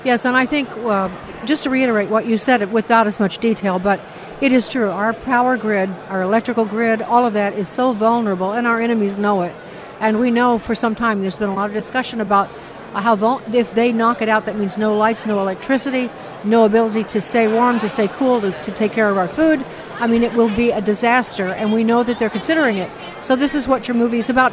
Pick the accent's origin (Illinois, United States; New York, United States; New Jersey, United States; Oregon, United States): Illinois, United States; Chicago; I'm from Chicago.